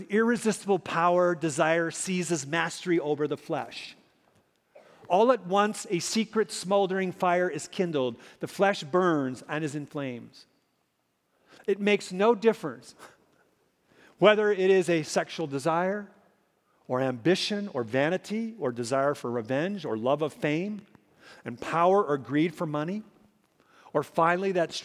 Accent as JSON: {"language": "English", "region": "Minnesota", "country": "United States", "tie": "born or raised there", "said": "Growing up in Minnesota, a land of 10,000 lakes and zillions of mosquitoes"}